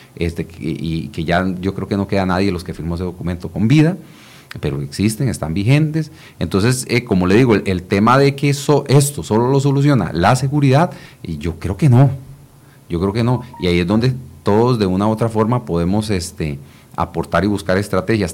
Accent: Costa Rica; nosotros tres somos costarricenses

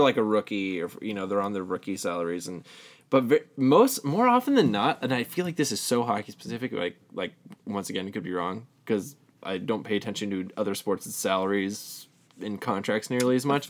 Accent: Southern California, United States; We're both from Southern California

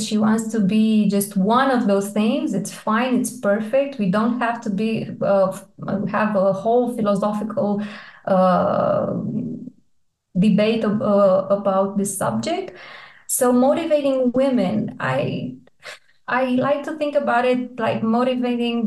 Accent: Iași, Iași County, Romania; moved away as an adult; now in Bucharest, Romania; I did my med school in Iași. It's my hometown.

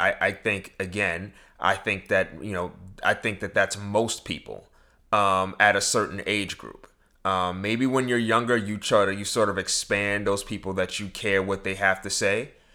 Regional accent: New York, United States; growing up in New York

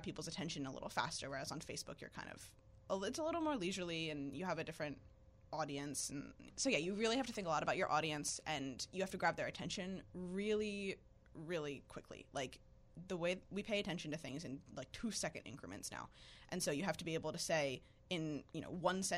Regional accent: Philadelphia, Pennsylvania, United States; moved away as an adult; also born or lived in Richmond; I'm from Philadelphia, and I lived in various Philly suburbs for my whole life

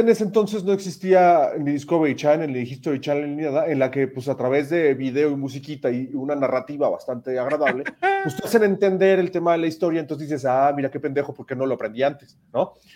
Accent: Mexico; nosotros mismos como mexicanos

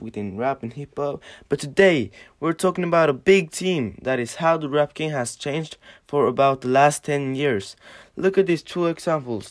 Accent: Oslo, Norway; we're two boys from Oslo in Norway

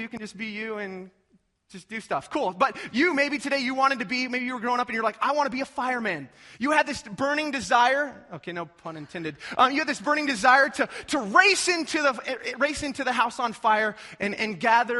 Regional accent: North Platte, Nebraska, United States; moved away; I'm originally from North Platte

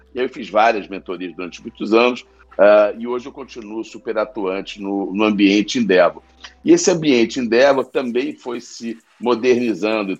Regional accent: Rio de Janeiro, Brazil; accent: carioca; eu sou carioca, é, deram para perceber pelo sotaque.

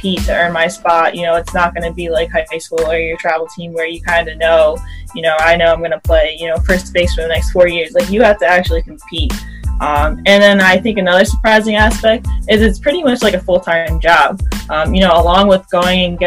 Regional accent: Middletown, New York, United States; also born or lived in Lowell, Massachusetts; I'm from Middletown, New York. It's like an hour north of New York City

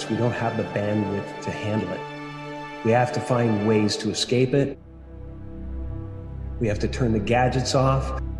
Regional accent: Canada; You know, I'm a Canadian American, and I'm this, and I'm that, and I'm a Catholic, and I'm

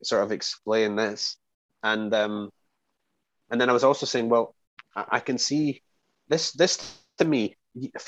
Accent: Scotland, United Kingdom; moved away; I'm from Scotland

